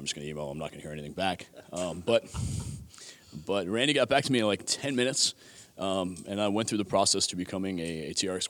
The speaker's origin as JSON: {"language": "English", "town": "Buffalo", "region": "New York", "country": "United States", "tie": "born or raised there", "said": "So I grew up in Buffalo, New York."}